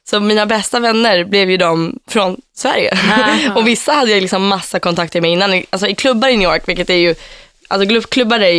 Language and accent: Swedish; Finland; accent: Finland Swedish; now in Stockholm, Sweden; Alltså jag talar ju liksom finlandssvenska när jag flyttade till Stockholm.